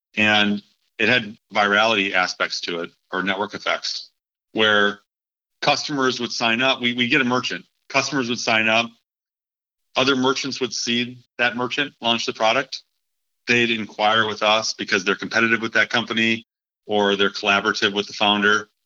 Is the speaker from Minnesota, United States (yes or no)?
yes; Minneapolis, Minnesota, United States; moved away; also born or lived in Charlotte; Minneapolis, which is my hometown